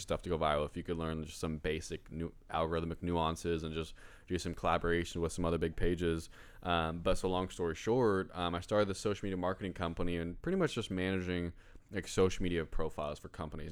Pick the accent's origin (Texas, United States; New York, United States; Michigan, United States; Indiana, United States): Indiana, United States; Greenwood; I was born in Greenwood, Indi-, Indiana